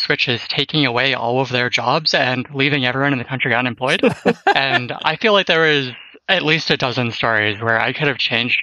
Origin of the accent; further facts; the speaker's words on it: just outside Toronto, Ontario, Canada; moved away as an adult; now in Bay Area, United States; I'm actually from Canada, and I spent most of my life in Ontario, just outside Toronto.